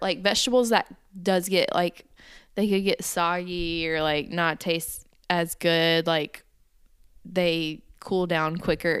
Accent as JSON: {"language": "English", "region": "the South", "country": "United States", "tie": "born or raised there", "said": "growing up in the South"}